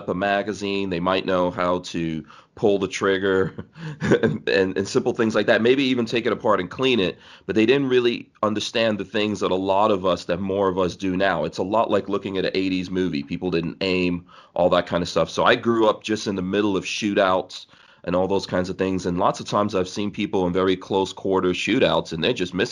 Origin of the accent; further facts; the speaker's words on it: New York City, New York, United States; also born or lived in Guyana / England / Nigeria; we landed in New York City, and I kind of grew up there in basically in the 80s